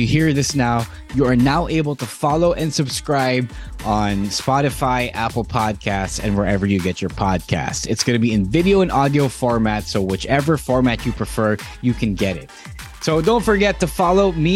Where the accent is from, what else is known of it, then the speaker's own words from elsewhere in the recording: Philippines; the Filipino wrestler …